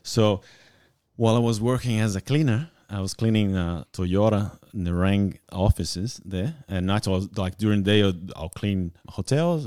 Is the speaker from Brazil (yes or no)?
yes; Bento Gonçalves, Rio Grande do Sul, Brazil; moved away as an adult; now in Australia; I'm from Brazil, small town called, uh, Bento Gonçalves.